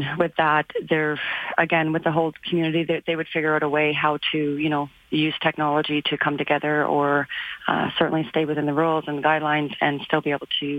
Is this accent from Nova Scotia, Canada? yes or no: yes; Sydney, Nova Scotia, Canada; moved away; But I do have family in Truro and stuff, so I've spent time in those areas. And I'm from Sydney, so definitely in Sydney.